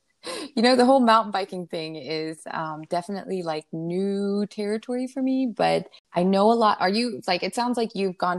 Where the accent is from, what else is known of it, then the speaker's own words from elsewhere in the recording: Pennsylvania, United States; also born or lived in New York / District of Columbia; now in Florida, United States; I grew up north in Pennsylvania and New York and DC areas. And when I moved down here, I really realized the critters here are fairly large.